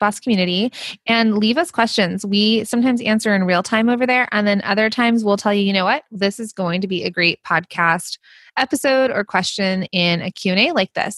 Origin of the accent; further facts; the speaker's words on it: United States; accent: Valley Girl / Jersey Girl; the Valley Girl / Jersey Girl in me, my accent